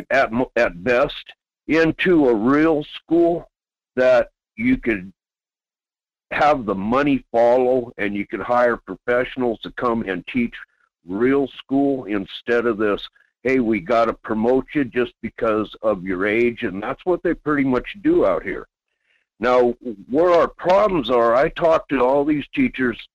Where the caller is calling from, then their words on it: Quinhagak, Alaska, United States; Yes, good morning … Quinhagak.